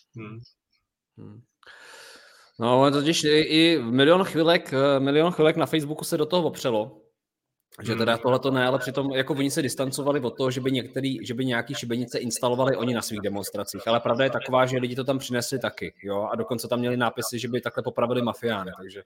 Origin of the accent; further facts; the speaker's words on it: Czechia; my jsme Češi